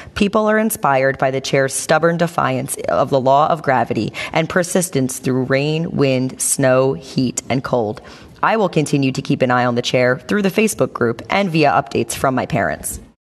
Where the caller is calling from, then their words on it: Jersey City, New Jersey, United States; also born or lived in Dennisville, New Jersey; calling from Jersey City, New Jersey.